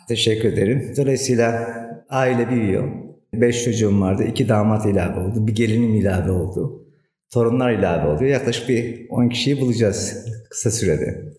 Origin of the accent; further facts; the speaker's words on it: Diyarbakır Province, Turkey; now in Antalya, Turkey; 1972 Diyarbakır doğumluyum